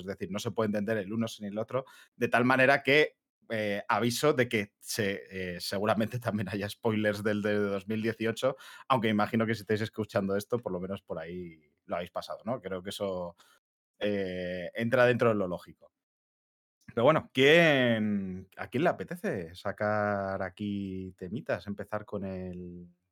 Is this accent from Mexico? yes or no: no; Madrid, Community of Madrid, Spain; somos dos de Madrid